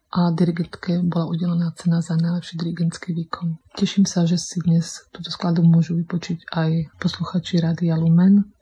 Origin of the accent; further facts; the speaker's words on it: Prešov, Prešov Region, Slovakia; moved away as an adult; also born or lived in Košice / Bratislava; now in Vienna, Austria; z môjho rodného mesta Prešova